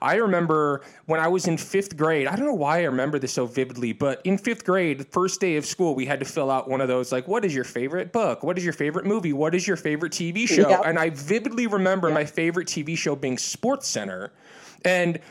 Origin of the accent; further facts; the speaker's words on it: Detroit, Michigan, United States; I'm from Detroit